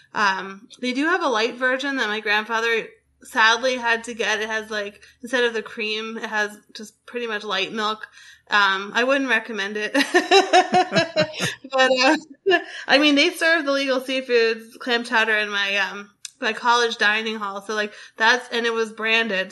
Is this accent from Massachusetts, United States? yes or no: yes; Boston, Massachusetts, United States; I grew up in Boston